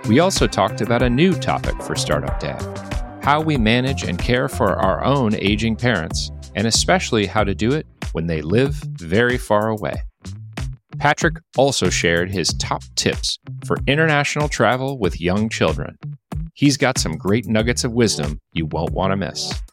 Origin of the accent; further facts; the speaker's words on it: Philippines; Yeah, I was born